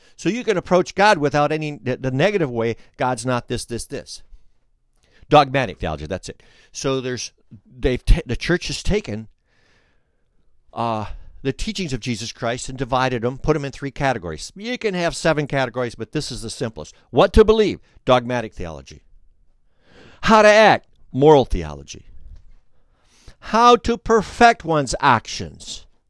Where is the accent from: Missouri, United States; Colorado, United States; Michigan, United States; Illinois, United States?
Michigan, United States; Flint; we're from Flint